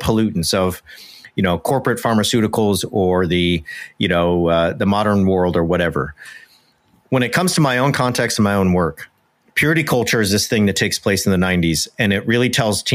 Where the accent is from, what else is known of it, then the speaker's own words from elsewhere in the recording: Southern California, United States; moved away as an adult; also born or lived in Oxford, England; I grew up in Southern California